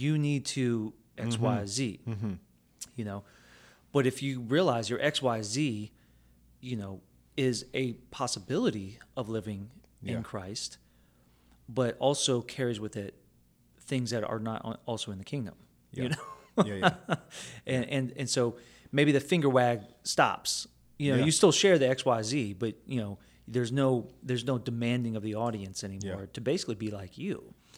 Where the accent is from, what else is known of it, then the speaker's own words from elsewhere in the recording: Philippines; because I'm Filipino, you know?